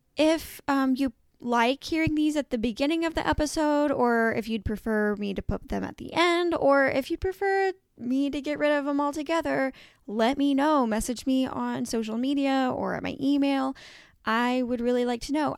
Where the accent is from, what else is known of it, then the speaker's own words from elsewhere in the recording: Evansville, Indiana, United States; moved away; my hometown of Evansville, Indiana, I no longer live there, but, um, that is where I grew up